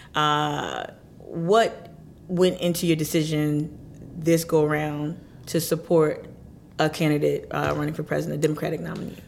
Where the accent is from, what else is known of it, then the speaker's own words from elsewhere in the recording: New Jersey, United States; moved away; also born or lived in Philadelphia, Pennsylvania; I'm, I'm born and raised in Jersey. I lived mm-hmm. 10 years also in the Philadelphia metro area.